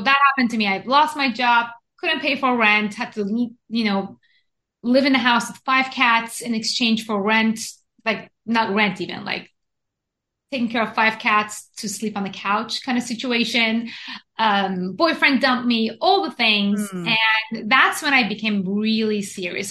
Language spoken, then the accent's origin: English; Iran; moved away as an adult; also born or lived in Japan; now in United States; I was born and raised in Iran to a Jewish family, went to Japan, studied engineering in Japan for seven years